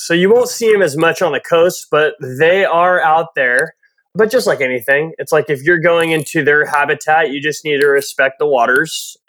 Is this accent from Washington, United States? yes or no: no; California, United States; I grew up part of my life in the mountains And this was full steam mountains, like living on the lake, massive trails everywhere, snowboarding, snow 6, 7, 8 months out of the year in Californ